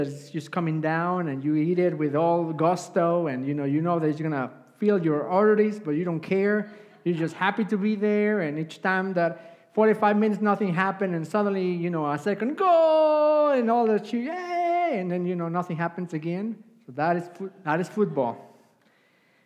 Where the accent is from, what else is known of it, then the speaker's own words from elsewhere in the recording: Puebla, Mexico; English is a second language; moved away; I grew up in Mexico, Puebla, Mexico. That's where I come from